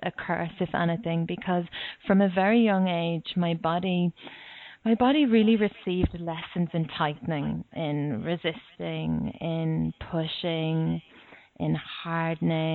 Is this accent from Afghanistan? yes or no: no; Ireland; moved away as an adult; now in Australia; I'm Irish